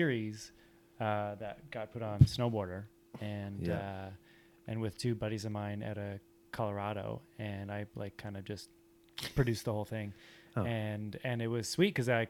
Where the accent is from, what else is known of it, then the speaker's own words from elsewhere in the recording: Oro-Medonte, Ontario, Canada; moved away as an adult; I grew up just about like an hour and a half north of Toronto